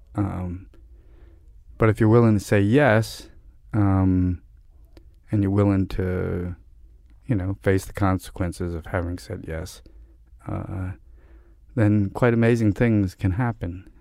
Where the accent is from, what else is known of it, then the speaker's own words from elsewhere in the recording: New York City, New York, United States; I grew up in Park Slope in Brooklyn